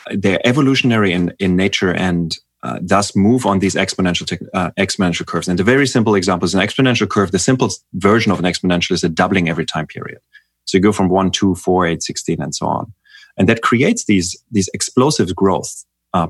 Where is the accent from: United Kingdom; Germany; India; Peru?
Germany; I'm from Germany